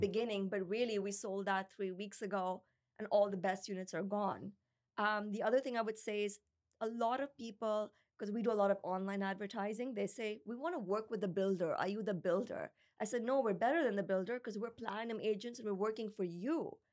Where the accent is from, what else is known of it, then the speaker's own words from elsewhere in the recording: Pakistan; also born or lived in United States; now in Canada; When I grew up in Pakistan, there's like stray dogs and cats everywhere